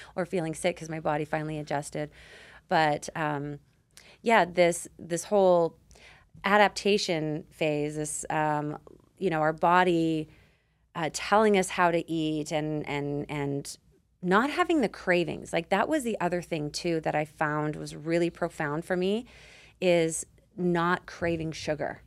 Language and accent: English; Canada; I grew up on it in Canada